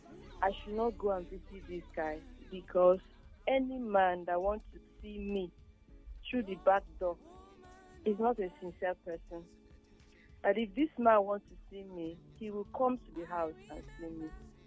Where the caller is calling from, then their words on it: Italy; I'm calling from Italy.